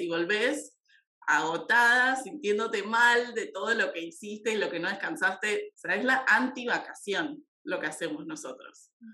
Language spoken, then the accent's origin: Spanish; Argentina; de Argentina.